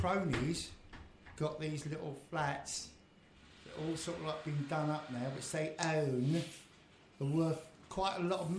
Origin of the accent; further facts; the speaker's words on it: London, United Kingdom; also born or lived in South Canonbury, London; Yeah, because I grew up in Barnsbury.